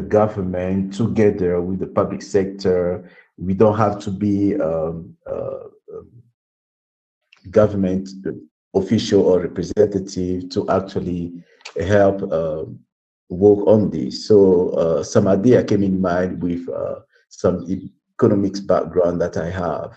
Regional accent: Brazzaville, Republic of the Congo; I was born in Brazzaville and living in poverty, growing up in poverty

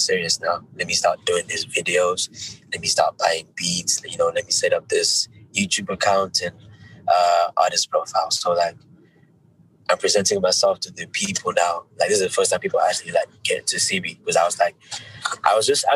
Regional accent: Zimbabwe; born or raised there; now in United Kingdom

